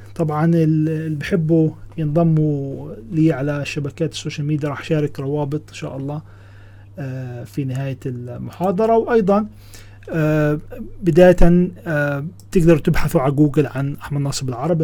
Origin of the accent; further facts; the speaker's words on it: Ramallah, West Bank, Palestine; أنا من فلسطين، من رام الله